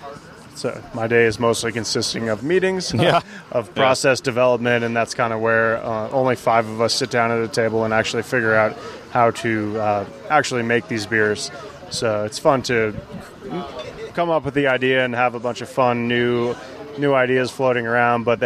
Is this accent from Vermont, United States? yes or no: yes; Vermont, United States; now in Boulder, United States; I grew up in Vermont